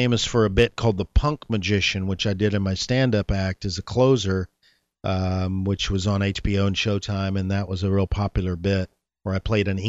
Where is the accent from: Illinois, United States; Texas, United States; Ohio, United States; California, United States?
Texas, United States; Dallas; moved away; Actually, I was born in Dallas. I'm from Dallas originally.